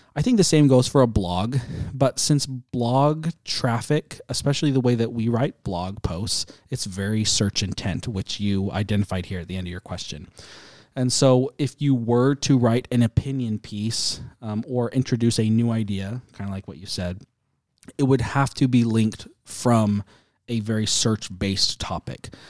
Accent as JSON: {"language": "English", "country": "United States", "said": "as an American"}